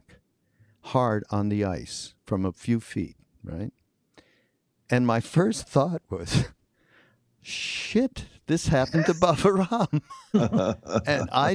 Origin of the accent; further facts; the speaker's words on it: Canada; now in United States; I grew up in Canada. We're like foreigners who came and made it here in America